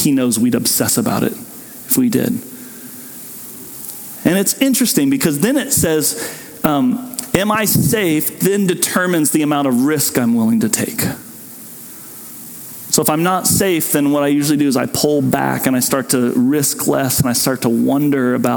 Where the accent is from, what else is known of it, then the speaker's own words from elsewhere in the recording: Southwest Kansas, United States; old ladies I grew up with in Southwest Kansas